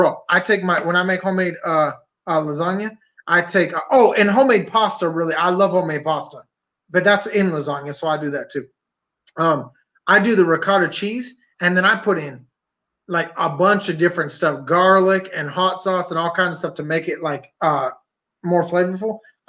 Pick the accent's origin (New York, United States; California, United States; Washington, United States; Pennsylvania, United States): Pennsylvania, United States; I'm from Pennsylvania